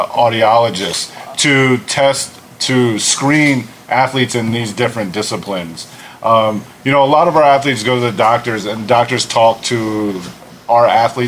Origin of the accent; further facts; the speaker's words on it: Lancaster, Pennsylvania, United States; now in Las Vegas, United States; Originally from Lancaster, Pennsylvania.